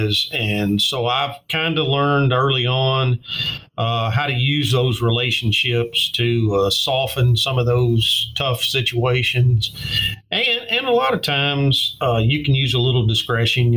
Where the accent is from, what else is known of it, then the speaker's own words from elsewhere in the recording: Martin, Tennessee, United States; policing in my hometown